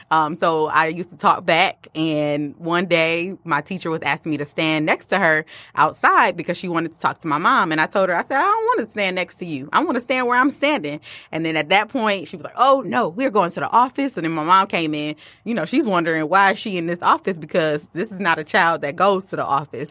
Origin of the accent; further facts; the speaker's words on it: Detroit, Michigan, United States; also born or lived in Farmington Hills, Michigan; I did grow up with, in the D P S district